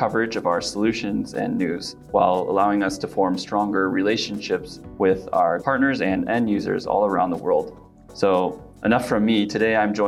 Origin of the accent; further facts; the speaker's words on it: Pacific Northwest, United States; moved away as an adult; now in Japan; I'm originally from the Pacific Northwest of the US and have been working in Japan now for over 7 years.